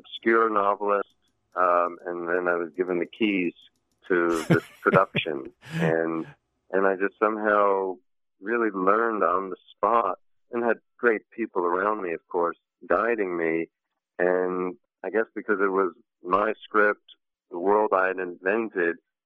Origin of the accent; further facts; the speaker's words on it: New York, United States; moved away as an adult; now in Los Angeles, United States; I was born in New York. I'm 51, sort of after more or less 51 years in and around New York